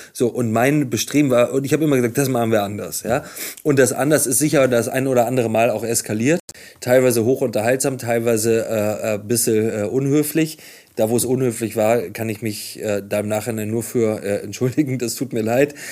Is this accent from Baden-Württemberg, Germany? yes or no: no; Hamburg, Germany; Ich komme aus Hamburg, äh, gibt es dieses berühmte Video aus dem Jenischpark, da habe ich als Jugendlicher auch ab und zu gesessen mit Freunden